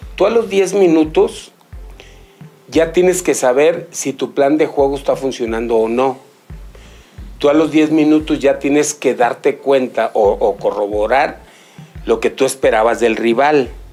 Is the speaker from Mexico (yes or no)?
yes; Mexico; nosotros como mexicanos